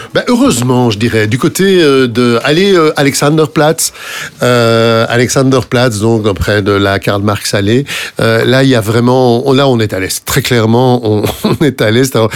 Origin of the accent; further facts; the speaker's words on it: France; chez nous, en France